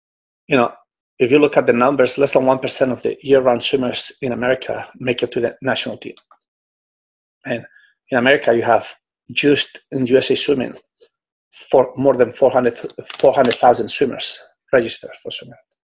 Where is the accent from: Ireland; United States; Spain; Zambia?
Spain; now in Singapore; I came from Europe, where in Spain, we always train in long course pretty much.